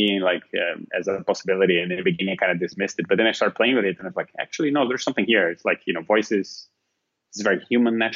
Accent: Brazil; moved away as an adult; also born or lived in Finland; now in Portugal; I'm originally from Brazil

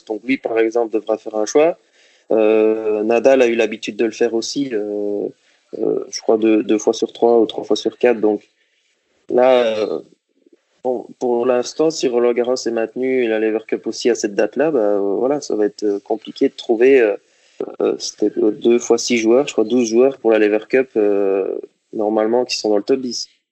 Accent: Liège, Wallonia, Belgium; moved away as an adult; now in Monaco; J'ai commencé le tennis euh, à Liège, c'est ma ville natale en Belgique

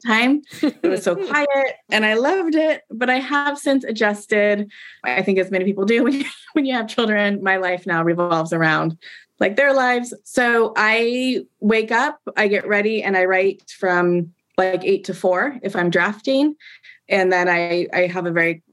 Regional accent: Portland, Oregon, United States; I grew up in Portland. I grew up on the West Coast

